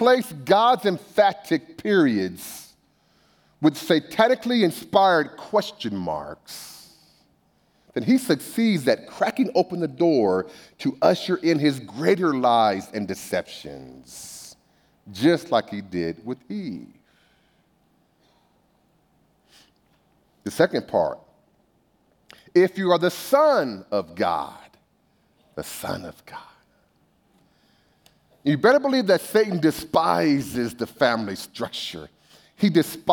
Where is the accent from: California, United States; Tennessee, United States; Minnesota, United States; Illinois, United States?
California, United States; Bakersfield; I grew up in Bakersfield